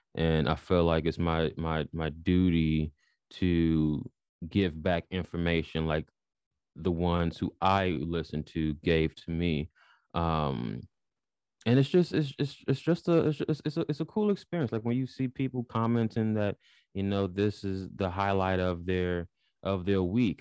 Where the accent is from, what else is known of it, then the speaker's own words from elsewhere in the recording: Chicago, Illinois, United States; moved away as an adult; now in United Kingdom; born and raised in Chicago